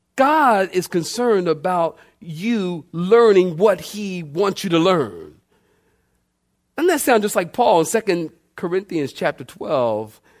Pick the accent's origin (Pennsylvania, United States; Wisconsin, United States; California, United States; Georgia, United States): Pennsylvania, United States; Philadelphia; I'm from Philly now